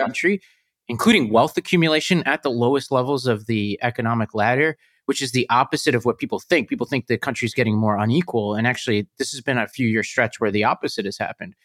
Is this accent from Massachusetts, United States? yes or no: no; New York City, New York, United States; I come from Staten Island